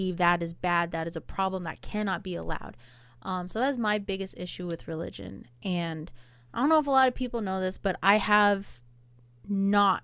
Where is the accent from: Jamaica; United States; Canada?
United States; Hawaii; now in Oahu, United States; I am Polynesian. I'm Hawaiian